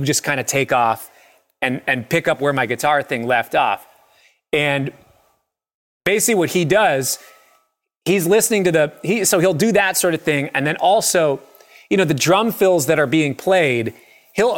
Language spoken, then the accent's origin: English; Minneapolis, Minnesota, United States; I grew up in Minneapolis